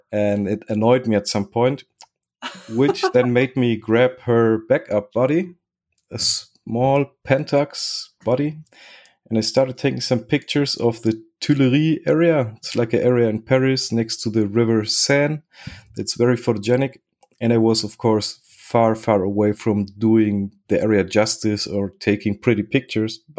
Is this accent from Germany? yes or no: yes; Germany; also born or lived in Spain / Chile; And I was born in Spain, lived five years in Spain. Then I moved to Germany, where I lived five years. Then I moved to Chile, where I lived five years. And then back to Germany, where I've been spending my life up to now.